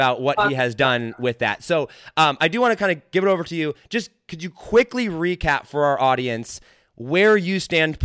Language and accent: English; United States; I'm about as American as they come.